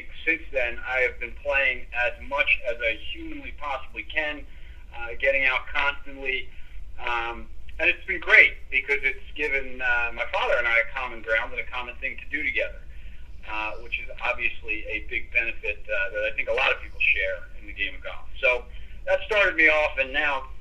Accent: Philadelphia, Pennsylvania, United States; Born and raised in Philly

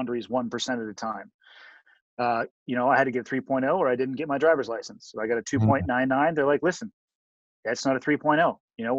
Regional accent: Santa Cruz, California, United States; I was born and raised in Santa Cruz, California

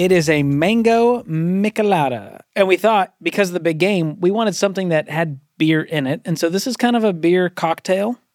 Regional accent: Boston, Massachusetts, United States; moved away; I'm from Boston, so I'm, I was, just grew up as a Boston general fan of all the Boston teams.

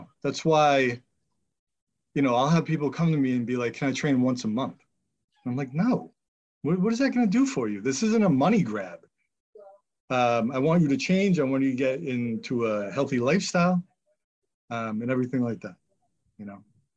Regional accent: Marblehead, Massachusetts, United States; also born or lived in Billerica; I moved back to my hometown, Marblehead

